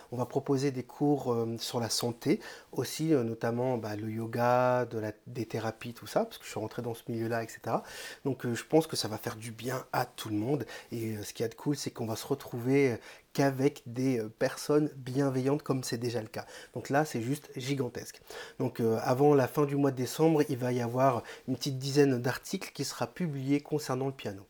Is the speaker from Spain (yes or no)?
no; Réunion; j'ai un invité qui est réunionnais comme moi